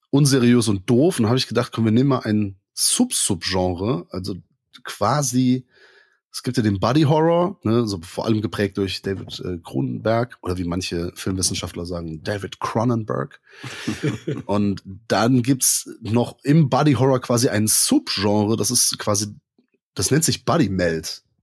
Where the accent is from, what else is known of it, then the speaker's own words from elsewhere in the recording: Rhineland, Germany; Wir kommen aus dem Rheinland und sprechen trotzdem Hochdeutsch.